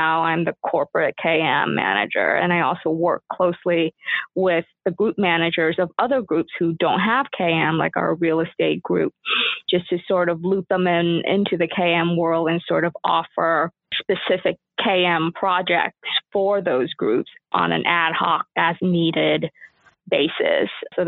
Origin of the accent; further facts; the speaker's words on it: Southern California, United States; I am a Southern California girl. I grew up in Southern California. I went to college at UCLA.